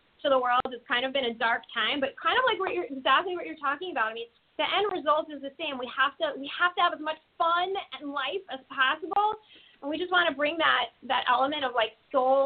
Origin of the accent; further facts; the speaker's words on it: New York, United States; now in Los Angeles, United States; I'm originally from New York